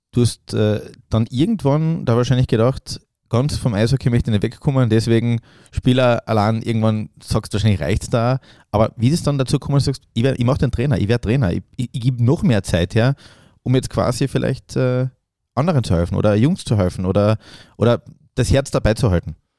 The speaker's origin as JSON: {"language": "German", "country": "Austria", "said": "uns Österreichern"}